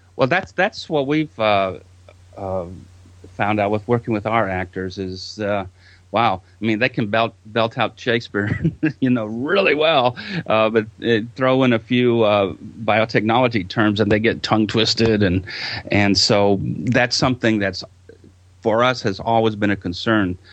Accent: Texas, United States; I'm from Texas, and there's a small little town uh, not too far from Houston called LaGrange

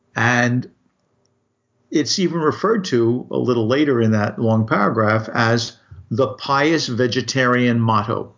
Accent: United States; I'm just an American

